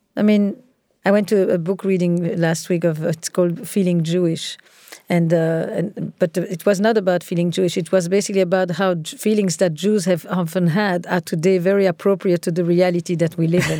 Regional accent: Antwerp, Flanders, Belgium; I grew up in Antwerp, in Belgium

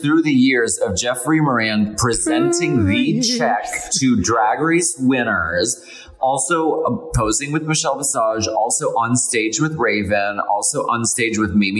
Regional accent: Scotland, United Kingdom; Personally, I am Scottish, and I'm a massive unionist between the four nations.

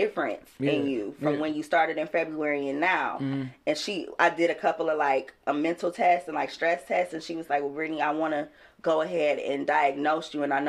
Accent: Detroit, Michigan, United States; also born or lived in Southfield, Michigan; I grew up partly in Southfield and partly on the West Side.

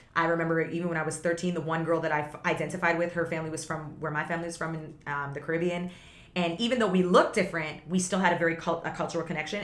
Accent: Toronto area, Ontario, Canada; also born or lived in Vaughan, Ontario / Guyana (family origin); I grew up in the city with so much diversity and then we moved to the suburbs

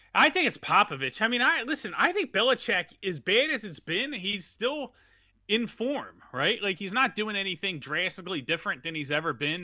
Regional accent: Philadelphia, Pennsylvania, United States; I'm from Philadelphia

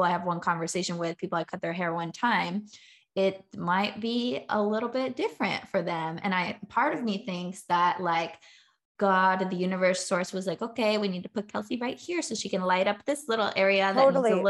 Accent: California, United States; now in the South, United States; I'm from California. Okay. I didn't make people cry in California. Now I'm in the South.

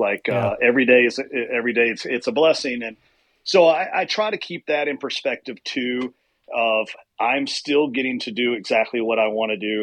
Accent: central Kentucky, United States; I grew up in Kentucky, in southeast, you know, well, central Kentucky

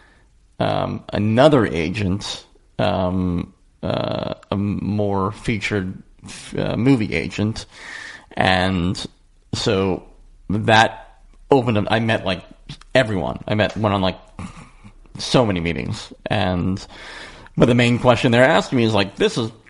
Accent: Philadelphia, Pennsylvania, United States; moved away as an adult; now in Los Angeles, United States; I missed the East Coast. I'm from Philadelphia

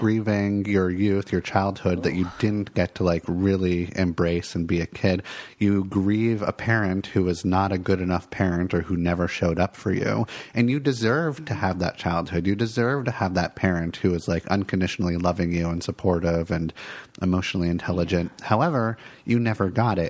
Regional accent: Santa Monica, California, United States; moved away as an adult; now in Portland, United States; i grew up in los angeles and I um, lots of like wonderful, lovely moments growing up in Santa Monica, and then I decided to like leave Los Angeles

